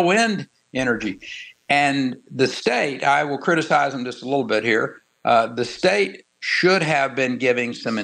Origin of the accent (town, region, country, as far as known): Texas, United States; born or raised there